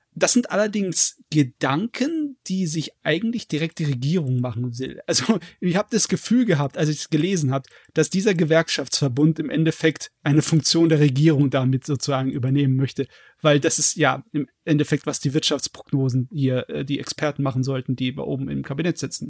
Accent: Germany; bei uns in Deutschland

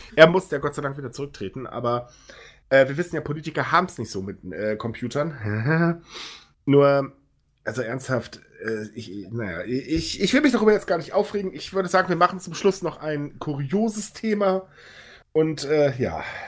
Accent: Northern Germany, Germany; now in Cologne, Germany; Ich bin ja so Fischkopf, der sich nur nach Köln verirrt hat.

